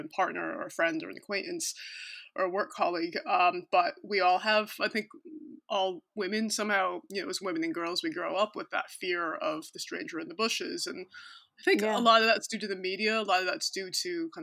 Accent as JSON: {"language": "English", "country": "United States", "also_born_or_lived": "Cork", "moved": "as an adult", "lives_now": "London, United Kingdom", "said": "I'm American"}